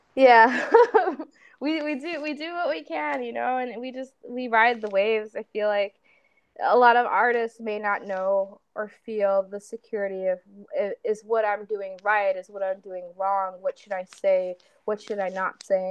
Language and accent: English; Chicago, Illinois, United States; I'm from Chicago